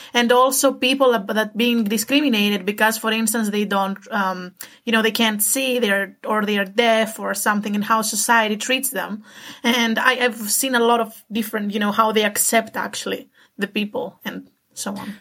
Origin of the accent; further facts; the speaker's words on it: Greece; moved away as an adult; also born or lived in Romania / Istanbul, Turkey; now in Denmark; I grew up in Greece